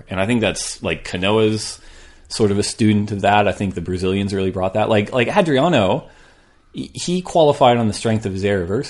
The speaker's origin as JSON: {"language": "English", "region": "California", "country": "United States", "said": "Like, I'm from California."}